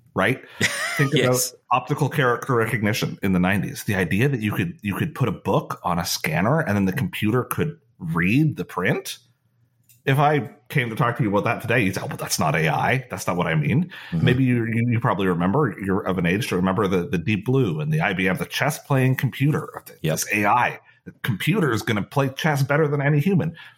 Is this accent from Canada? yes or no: yes; Canada; being Canadian